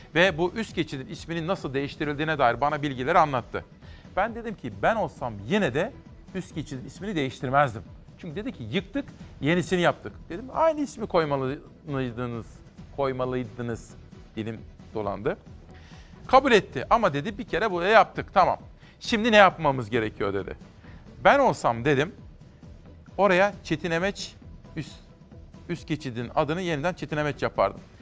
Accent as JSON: {"language": "Turkish", "region": "Kütahya", "country": "Turkey", "tie": "born or raised there", "moved": "yes", "said": "Akdeniz'den Kütahya'ya geliyorum, memleketime."}